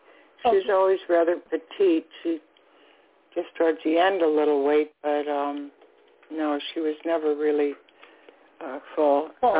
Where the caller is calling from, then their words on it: South Florida, United States; I'm calling from South Florida.